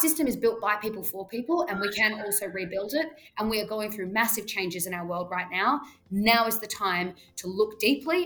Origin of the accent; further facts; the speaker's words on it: Australia; I say that as an Australian.